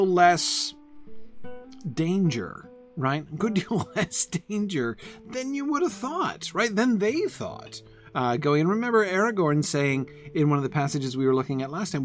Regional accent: New England, United States; moved away as an adult; I moved away from New England in 96. And I was out of the New England region for more than 20 years. And it was weird coming back

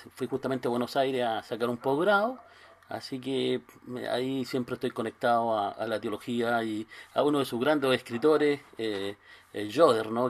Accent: Concepción, Biobío, Chile; yo soy chileno, vivo acá a seis horas al sur de Santiago

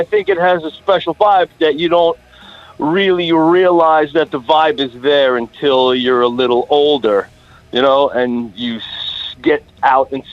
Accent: Long Island, New York, United States; accent: Long Island; also born or lived in Port Jefferson / Selden / Lindenhurst / Brentwood; My whole entire existence been here

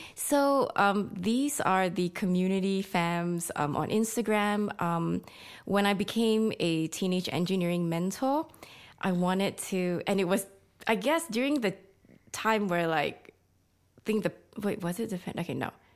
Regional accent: Malaysia; moved away as an adult; now in Sydney, Australia; I'm Malaysian

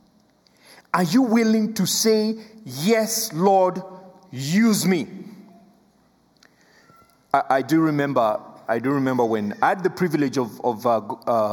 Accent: Kenya; first language Luo; English is a second language; English is my third language. I speak three languages. I speak Luo, I speak Swahili, and then I speak English

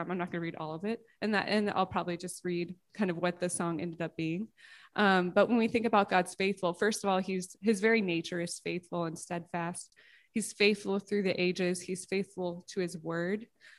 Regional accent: Georgia, United States; I grew up in the South, which usually surprises people. I'm like an undercover Southerner. I don't have the accent.

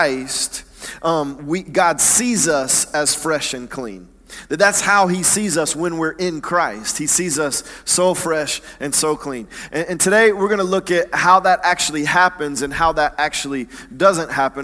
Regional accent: Atlanta, Georgia, United States; I grew up in Atlanta, in the suburbs of Atlanta, not in the church

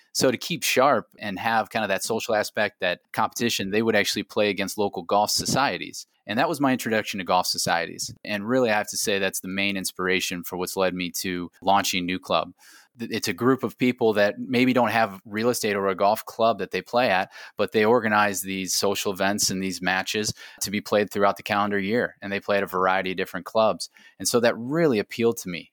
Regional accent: Akron, Ohio, United States; also born or lived in Ireland; playing for the University of Akron Zips in Akron, Ohio, my hometown

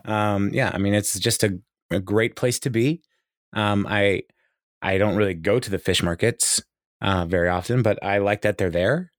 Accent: Kirkland, Washington, United States; moved away; I grew up in Kirkland, Washington

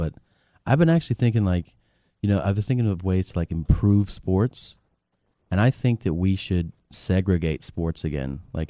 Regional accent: Florida, United States; now in Los Angeles, United States; And I grew up a lot in Florida.

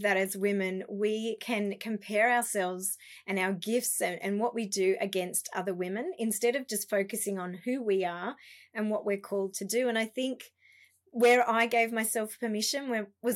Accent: Canberra, Australian Capital Territory, Australia; moved away as an adult; also born or lived in Melbourne; we moved back to my hometown, Canberra

